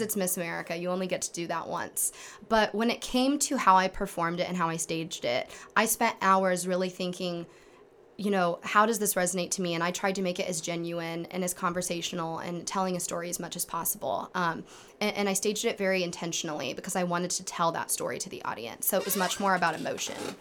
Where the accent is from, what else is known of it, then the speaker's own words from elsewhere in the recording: Kendallville, Indiana, United States; I come from Kendaville, Indiana, which is not far from Angola